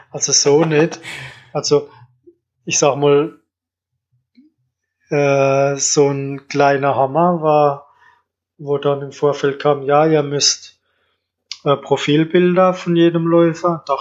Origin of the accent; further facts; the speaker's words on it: Kandel, Rhineland-Palatinate, Germany; Ja, Kandel.